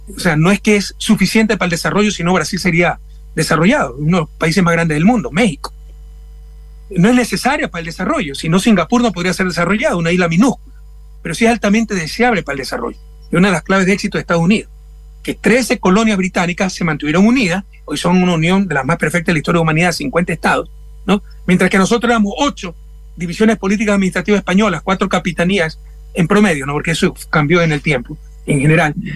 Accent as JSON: {"language": "Spanish", "town": "Guayaquil", "region": "Guayas", "country": "Ecuador", "tie": "born or raised there", "moved": "yes", "said": "Mi ciudad natal, Guayaquil, está entre las 24 más violentas del mundo"}